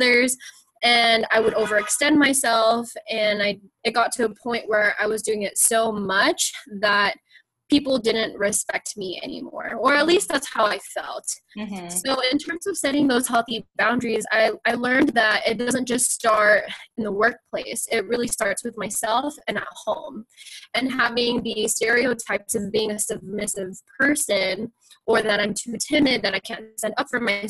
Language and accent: English; United States; me being Filipino American